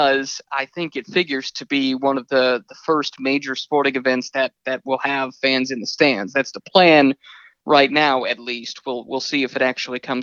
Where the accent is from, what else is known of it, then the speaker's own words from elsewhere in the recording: Indianapolis, Indiana, United States; I grew up in Indianapolis